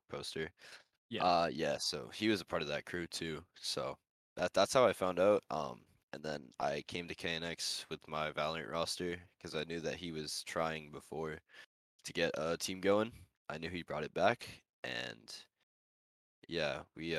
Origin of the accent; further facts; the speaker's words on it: United States; I'm from America.